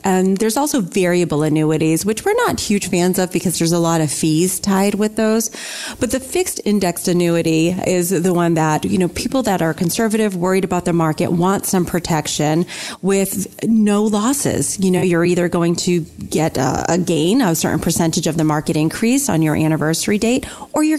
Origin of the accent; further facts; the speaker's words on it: New England, United States; growing up in New England